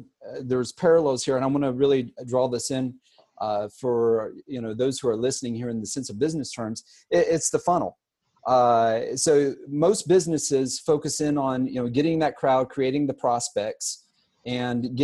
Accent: Savannah, Georgia, United States; also born or lived in Pittsburgh, Pennsylvania / Atlanta, Georgia; now in Boca Raton, United States; I was actually born in Pittsburgh, Pennsylvania, but I grew up in Savannah, Georgia, and on the coast

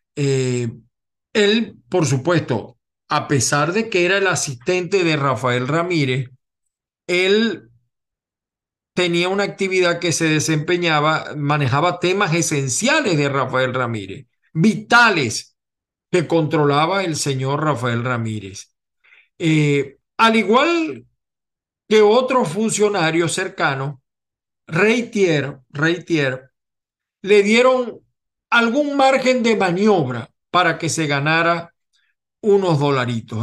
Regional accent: Venezuela; now in United States; yo soy venezolano

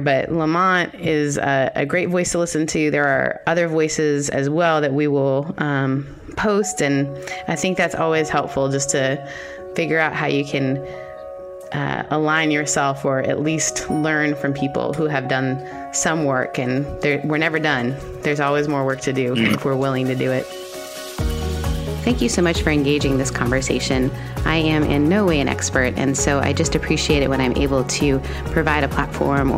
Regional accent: Canada; as a Canadian

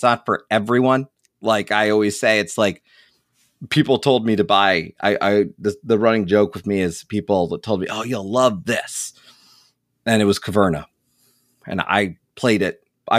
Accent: New York, United States; also born or lived in Scranton; I'm originally from New York though. If you ask me, I'm a New Yorker. I'm from New York State, born in and around the New York City metro area.

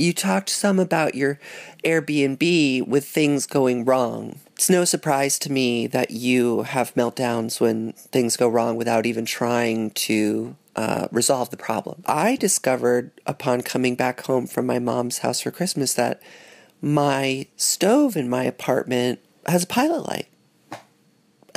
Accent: New York City, New York, United States; I grew up on Thompson between Spring and Broom

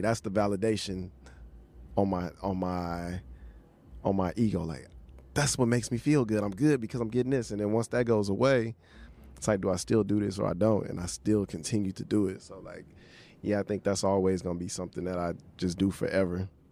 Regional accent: Houston, Texas, United States; moved away; also born or lived in New Orleans; I'm from Houston, lived in New Orleans

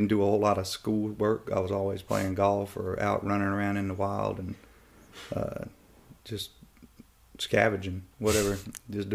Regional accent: Oxford, North Carolina, United States; also born or lived in Raleigh, North Carolina; I was raised in North Carolina, a little town called Oxford

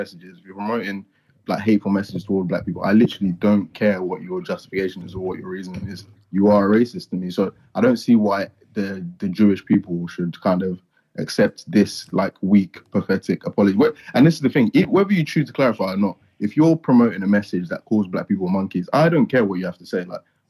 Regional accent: Nigeria; Like, for instance, I'm Nigerian, I'm Yoruba.

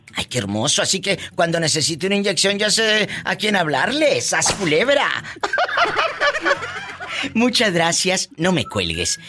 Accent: Matamoros, Tamaulipas, Mexico; moved away; en mi tierra, en mi Tamaulipas, querido, en mi Matamoros del alma

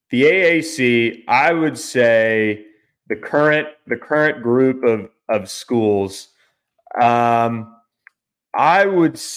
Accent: Florida, United States; I grew up in Florida.

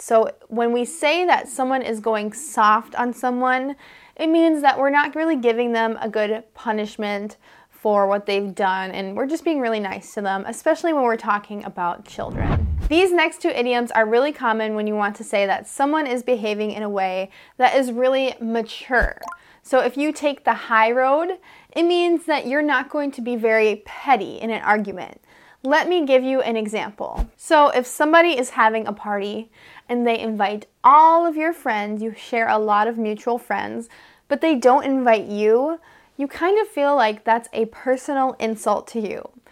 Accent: United States; I'm an American English teacher

